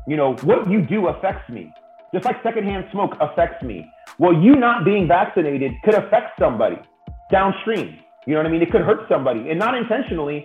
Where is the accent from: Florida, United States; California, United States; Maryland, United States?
California, United States; the Bay Area; also born or lived in San Diego; I grew up in the Bay Area